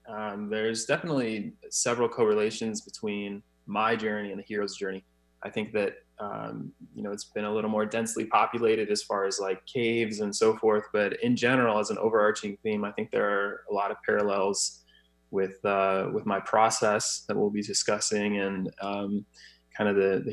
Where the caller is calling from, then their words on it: Scottsdale, Arizona, United States; Scottsdale, Arizona.